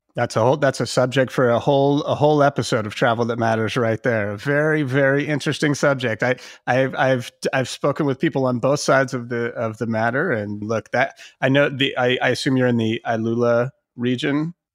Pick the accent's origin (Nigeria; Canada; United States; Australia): United States; as an American